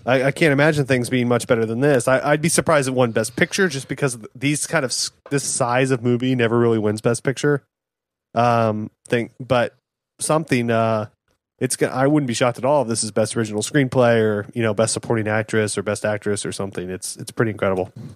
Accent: Fort Worth, Texas, United States; we're from, we grew up in Fort Worth

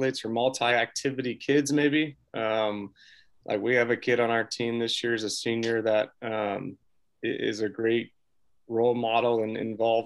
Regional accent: Davenport, Iowa, United States; I'm from Davenport, Iowa, so over Eastern Iowa

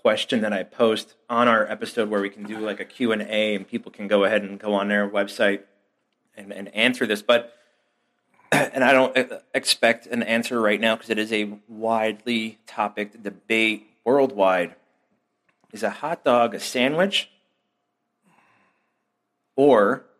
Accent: Chicago, Illinois, United States; We're from the Chicago area.

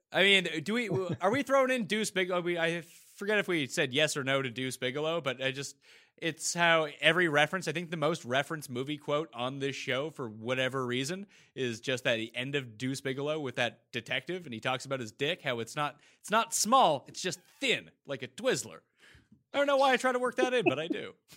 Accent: Canada; as a Canadian

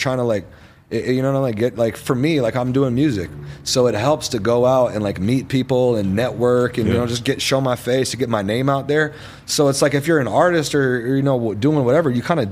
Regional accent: Los Angeles, California, United States; I'm from here, I'm born and raised here

